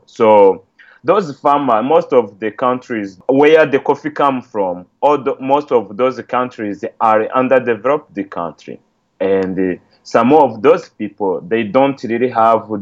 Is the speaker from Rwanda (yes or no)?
yes; Rwanda; English is a second language; moved away; I'm from Rwanda, so I contacted a few friends back there.